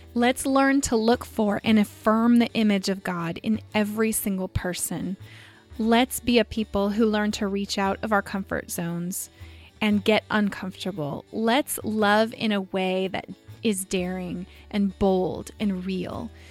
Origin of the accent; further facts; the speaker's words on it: Visalia, California, United States; moved away as an adult; now in Southern California, United States; I grew up in Visalia